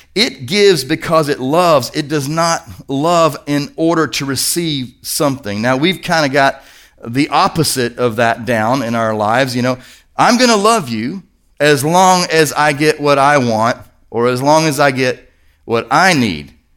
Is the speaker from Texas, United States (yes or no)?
no; Kentucky, United States; I'm from Kentucky